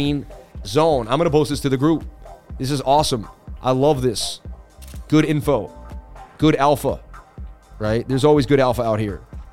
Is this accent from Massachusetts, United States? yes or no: yes; Boston, Massachusetts, United States; moved away; also born or lived in New York City; I'm from Boston. Lived in New York City.